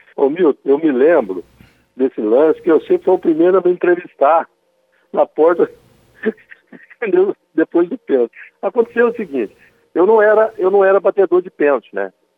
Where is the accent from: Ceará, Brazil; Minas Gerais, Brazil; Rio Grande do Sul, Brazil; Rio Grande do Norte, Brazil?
Minas Gerais, Brazil; Machado; also born or lived in Serrania; nasci em Serrania, criado em Machado, nós dois somos cidadãos machadenses